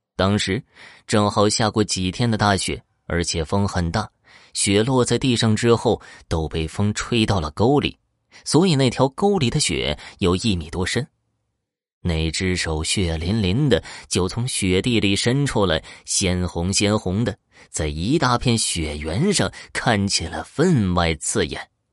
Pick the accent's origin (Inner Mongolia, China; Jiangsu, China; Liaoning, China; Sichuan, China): Inner Mongolia, China; Horqin Grassland; 美丽的科尔沁大草原是我的家乡